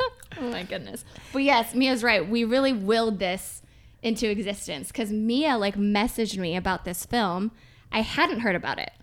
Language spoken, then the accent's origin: English; Michigan, United States; I'm in Michigan because I'm from Michigan.